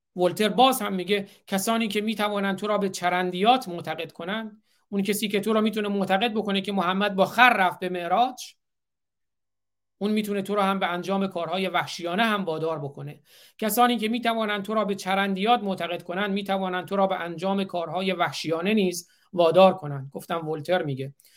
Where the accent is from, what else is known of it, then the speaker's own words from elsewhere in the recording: Iran; also born or lived in Isfahan; now in Michigan, United States; من چون ایرانی هستم